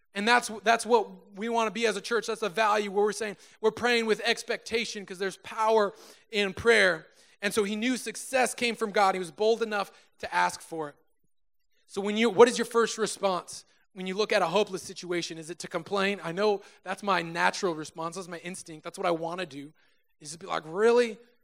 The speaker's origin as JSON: {"language": "English", "town": "Susanville", "region": "California", "country": "United States", "tie": "born or raised there", "moved": "as an adult", "lives_now": "Sacramento, United States", "said": "drove from my hometown, Susanville, California, to Sacramento, California"}